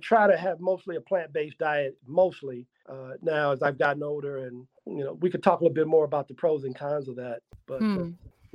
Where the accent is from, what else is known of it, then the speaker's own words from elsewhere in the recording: Chicago, Illinois, United States; I'm originally from Chicago, born and raised on the south side of Chicago